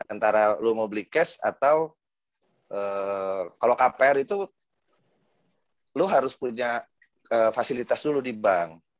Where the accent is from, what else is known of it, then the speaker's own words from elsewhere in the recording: Jakarta, Indonesia; kebetulan gue dari kecil tinggal di Pondok Indah dulu bokap uh, nyokap gue tinggal di sini